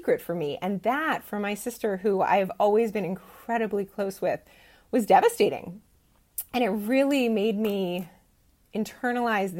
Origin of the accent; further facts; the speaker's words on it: Bay Area, California, United States; I was raised in the Bay Area